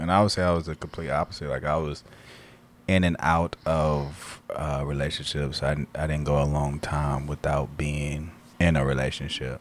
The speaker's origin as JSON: {"language": "English", "town": "Elkhart", "region": "Indiana", "country": "United States", "moved": "as an adult", "lives_now": "Blue Island, United States", "said": "I'm originally from Elkhart, um, Indiana."}